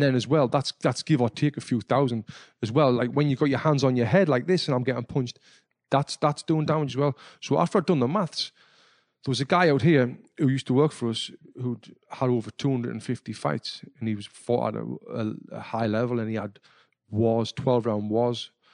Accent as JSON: {"language": "English", "town": "Sunderland", "region": "North East England", "country": "United Kingdom", "tie": "born or raised there", "moved": "yes", "said": "I was back home in my hometown of Sunderland in the northeast of England"}